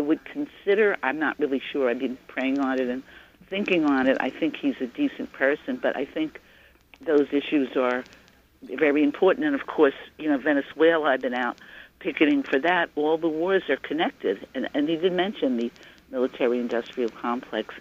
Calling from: Ringwood, New Jersey, United States; I'm calling from Ringwood, New Jersey

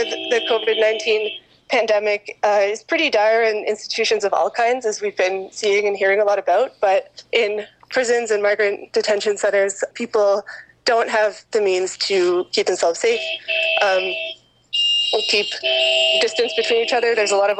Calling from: Kingston, Ontario, Canada; Hi, I'm a participant from Kingston, participating in today's caravan action in solidarity with prisoners and everyone in migrant detention throughout Canada today.

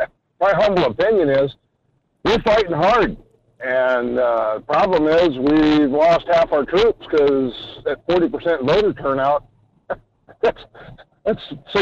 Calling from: Homer, Alaska, United States; Morning, Michael. … down in Homer.

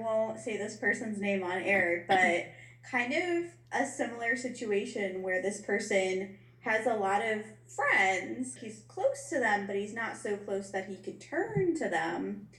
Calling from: Newport, Kentucky, United States; I am coming in from Newport, Kentucky, which is basically like Cincinnati, Ohio, so you've learned something today.

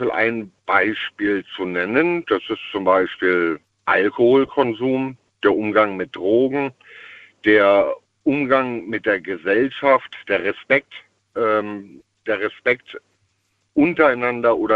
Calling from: Eitelborn, Rhineland-Palatinate, Germany; steh ich nicht an einem Computer drin, auf Eitelborn, Westerwald

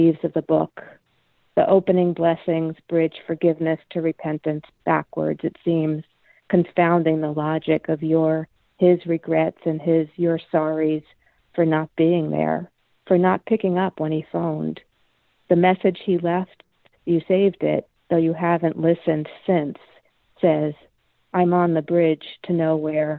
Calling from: Adams, Massachusetts, United States; I am calling from the Northern Berkshires

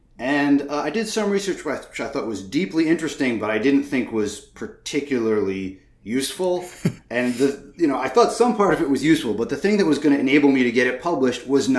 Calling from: Massachusetts, United States; I'm calling in from Western Massachusetts.

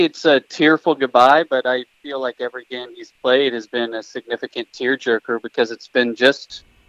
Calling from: Eagle, Idaho, United States; Eagle, Idaho, Tanner Mangum's hometown, proud to be a resident.

